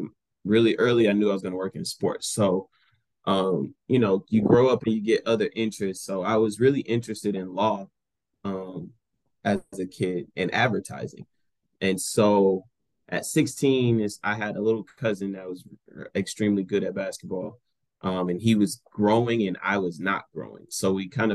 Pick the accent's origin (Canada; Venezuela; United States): United States; Greenville, Texas; also born or lived in Garland, Texas / McKinney, Texas; I'm born and raised in Greenville, Texas. Grew up in Garland and graduated from McKinney.